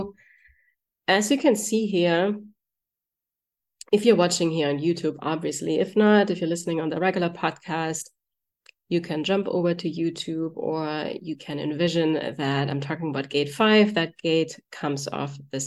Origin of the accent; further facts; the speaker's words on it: Germany; moved away; I'm from Germany